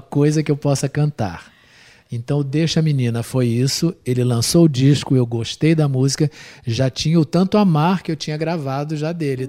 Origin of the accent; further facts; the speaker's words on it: Brazil; não sou do Nordeste, mas sou do Brasil